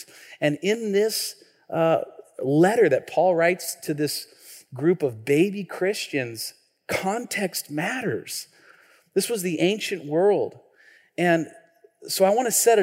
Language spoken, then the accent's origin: English; Tacoma, Washington, United States; also born or lived in Nashville, Tennessee; I grew up right here in Tacoma. I'm just straight 253.